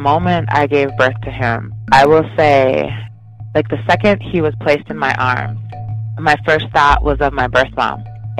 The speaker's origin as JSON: {"language": "English", "town": "Chicago", "region": "Illinois", "country": "United States", "tie": "born there", "said": "So I was born in Chicago and immediately placed into foster care because my birth mom knew that she wasn't going to keep me."}